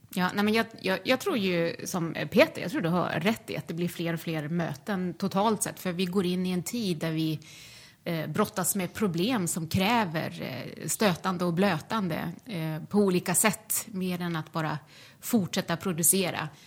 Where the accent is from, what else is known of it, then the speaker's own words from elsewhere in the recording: Sweden; moved away; jag är född och uppvuxen i Bullerbyn i, eh, i Småland